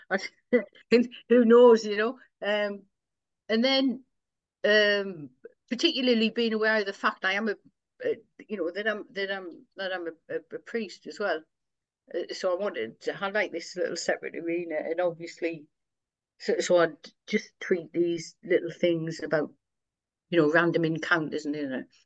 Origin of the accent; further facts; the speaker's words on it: Sunderland, North East England, United Kingdom; accent: local; I'm born and raised in Sunderland and, and, and that's, that's where I minister